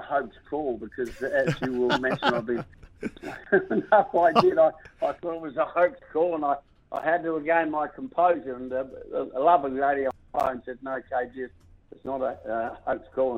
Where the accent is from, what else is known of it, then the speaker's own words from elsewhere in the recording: South Australia, Australia; which carries my hometown name, South Australia